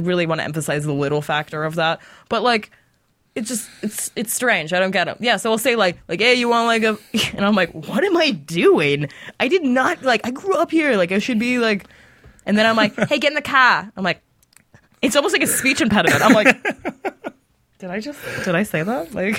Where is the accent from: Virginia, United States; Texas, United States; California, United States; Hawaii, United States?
California, United States; Southern; I'm born and raised in Southern California.